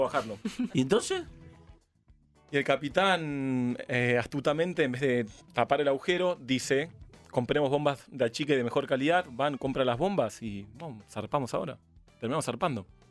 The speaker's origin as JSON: {"language": "Spanish", "country": "Argentina", "said": "venimos de Argentina"}